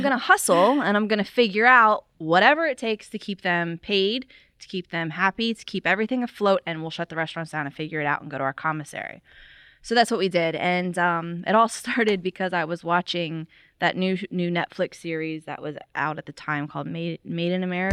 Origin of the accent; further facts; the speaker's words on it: Florida, United States; moved away; I did not grow up around here, though. I grew up in Florida